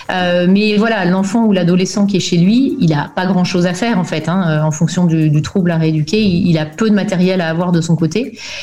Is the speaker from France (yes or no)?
yes; France; moved away as an adult; also born or lived in Belgium; now in Germany; je suis née en Belgique en 1977, hein, tu sauras tout. Euh, et mes parents ont déménagé en France quand j'avais 7 ans. Donc j'ai fait tout mon parcours scolaire en France